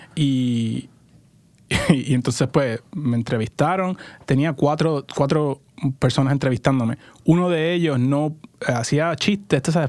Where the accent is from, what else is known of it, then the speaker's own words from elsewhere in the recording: Puerto Rico; moved away as an adult; also born or lived in California; now in Portland, United States; crecí y nací en Puerto Rico. Estuve ahí 20 pues, años